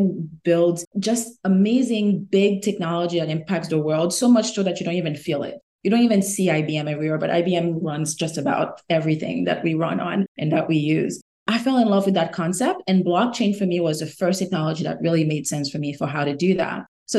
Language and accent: English; Haiti; now in United States; I'm originally from Haiti, born and raised. And when I migrated to the US, I became fascinated by the concept of financial markets